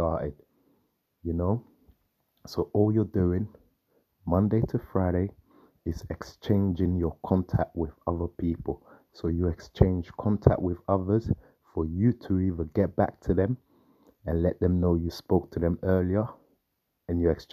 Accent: London, United Kingdom; I'm from London here, UK

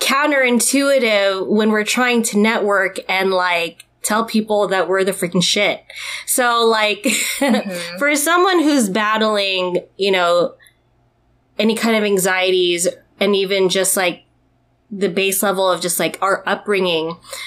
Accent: Philippines; I didn't really think about how, or as much about how, like, being Filipino can affect us and how we network, right?

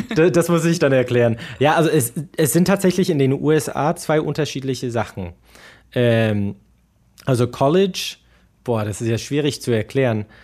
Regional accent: Midwest, United States; first language English; moved away as an adult; also born or lived in Erfurt, Germany; now in Germany; as a Midwesterner

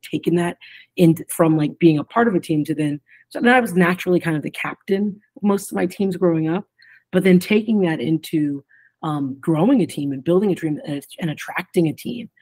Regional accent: Ohio, United States; moved away as an adult; also born or lived in Arkansas; growing up in Ohio.

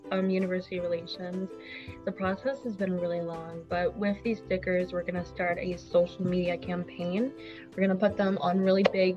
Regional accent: United States; being an American

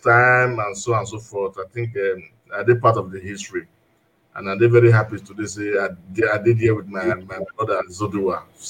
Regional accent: Udo, Edo, Nigeria; now in Milan, Italy; I'm from Udo, from Ovia Southwest local government. At the moment, now the state for Milan, for Italy.

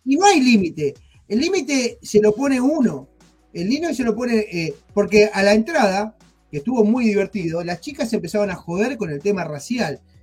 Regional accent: Argentina; moved away; nosotros somos argentinos, en Argentina

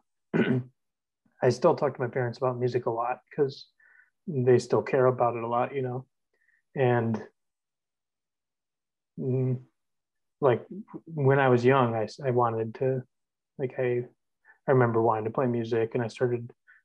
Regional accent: Milwaukee, Wisconsin, United States; I'm from here, so I was born in Milwaukee, spent the first few years of my life in Bayview in an apartment, and then my family moved down to South Milwaukee

